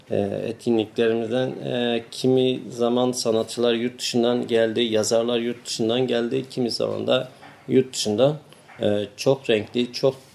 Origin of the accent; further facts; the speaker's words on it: Diyarbakır, Diyarbakır Province, Turkey; born there; moved away as an adult; now in İzmir, Turkey; 1975 Diyarbakır'da doğumluyum. E, 97 yılından beri İzmir'de yaşamaktayım.